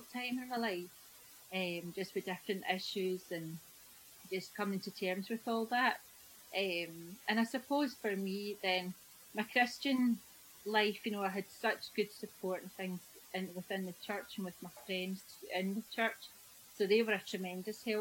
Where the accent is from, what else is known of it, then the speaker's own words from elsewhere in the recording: Prestwick, Scotland, United Kingdom; I was brought up down in Prestwick in a loving, caring family